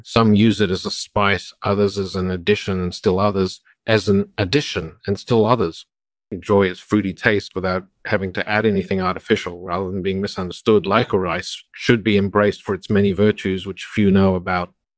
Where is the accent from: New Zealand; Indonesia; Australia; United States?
United States; Oklahoma; also born or lived in Texas; I was born in Texas and grew up in Oklahoma.